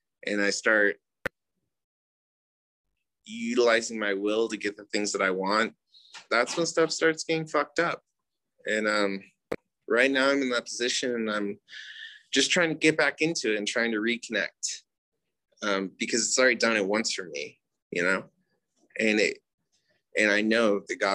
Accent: United States; I'm Native American

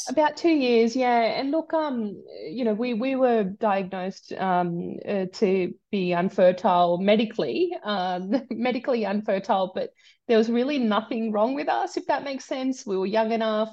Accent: Sydney, New South Wales, Australia; born or raised there; also born or lived in India

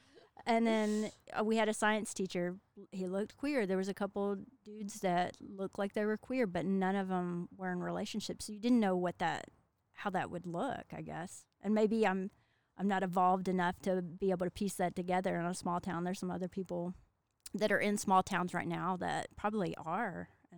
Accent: Hurricane Mills, Tennessee, United States; accent: Southern; moved away; if you can't tell from the accent, I'm from the South. I'm from Tennessee. Grew up in Hurricane Mills, and that's about 15 minutes from Bucksnort

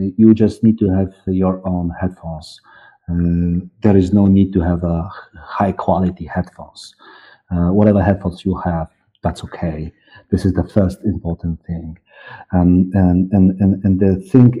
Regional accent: Poland; accent: East European; English is a second language; I'm from communism time, and I learned English when I was 20, 25 years old.

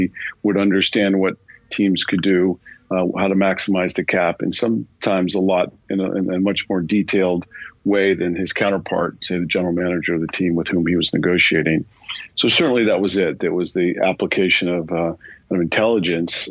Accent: United States; moved away as an adult; also born or lived in Milan, Italy; now in London, United Kingdom

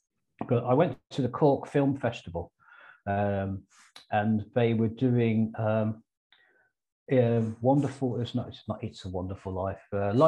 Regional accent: England, United Kingdom; I am English to a mad extent.

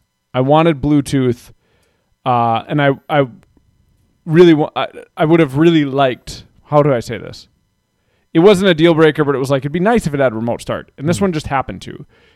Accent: United States; And then I also just like pickups. I'm very American that way.

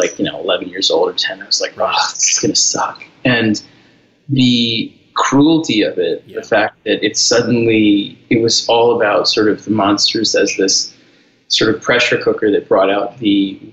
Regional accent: New York City, New York, United States; I grew up in New York City in the Lower East Side

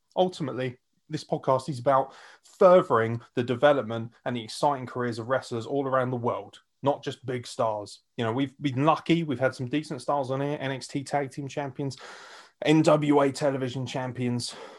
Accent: United Kingdom; as a British fan

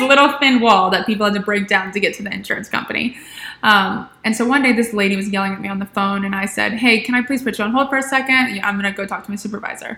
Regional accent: Atlanta, Georgia, United States; now in Charleston, United States; originally I'm from Atlanta.

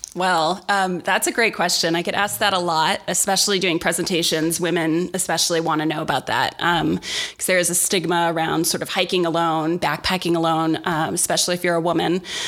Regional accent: Milwaukee, Wisconsin, United States; moved away as an adult; now in Los Angeles, United States; I grew up in Milwaukee in a kind of rough neighborhood on the south side

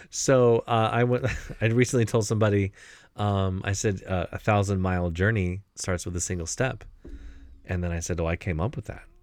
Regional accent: Ohio, United States; I was born in Ohio

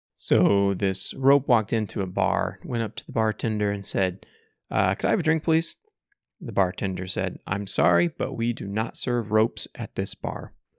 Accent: Ohio, United States; I grew up in Ohio, and my mom grew up in Indiana

